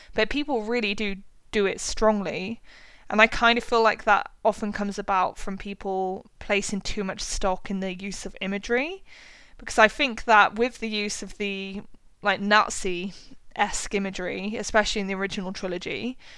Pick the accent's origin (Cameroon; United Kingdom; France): United Kingdom; as a British person